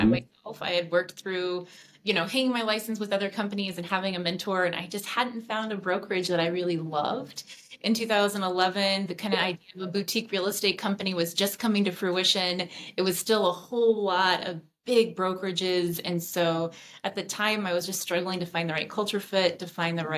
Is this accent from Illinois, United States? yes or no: no; Houston, Texas, United States; moved away as an adult; now in Denver, United States; I'm originally from Houston, Texas. So I came out here to go to undergrad and grad school over at the University of Denver.